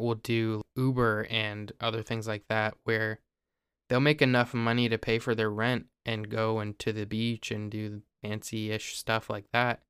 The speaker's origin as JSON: {"language": "English", "region": "Ohio", "country": "United States", "said": "I live in Ohio"}